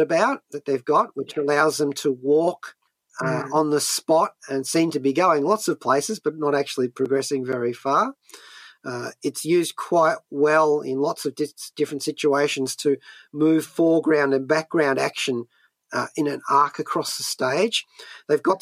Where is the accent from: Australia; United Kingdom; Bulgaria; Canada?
Australia; even as an Australian very far from the shores of the United States